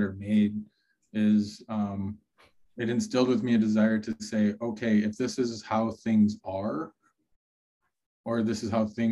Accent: Minneapolis, Minnesota, United States; growing up in Minneapolis

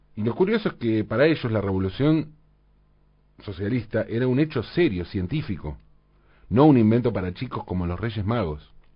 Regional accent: Valentín Alsina, Buenos Aires Province, Argentina; en mi infancia, en Valentina Alcina, tanto mis vecinos como yo teníamos casas con jardines

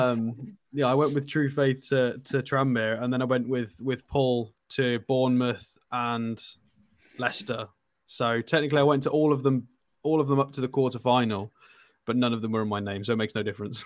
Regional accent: Isle of Man; also born or lived in Poland; I'm from the Isle of Man

